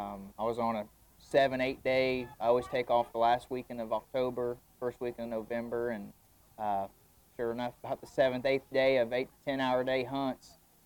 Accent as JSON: {"language": "English", "town": "Greensburg", "region": "Indiana", "country": "United States", "tie": "born or raised there", "said": "I'm from Greensburg, Indiana, southeastern Indiana. Born there, raised there."}